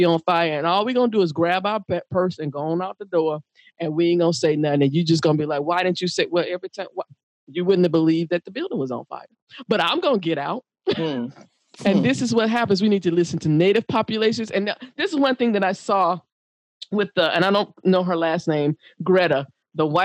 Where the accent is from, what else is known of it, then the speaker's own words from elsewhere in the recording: the South, United States; as a Black woman growing up in the South